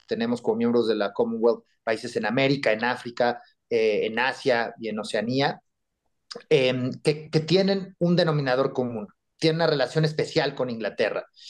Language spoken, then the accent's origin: Spanish; Mexico; nosotros como mexicanos